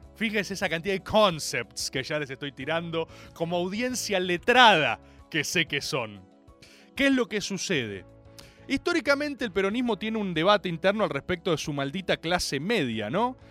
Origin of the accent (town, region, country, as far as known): Argentina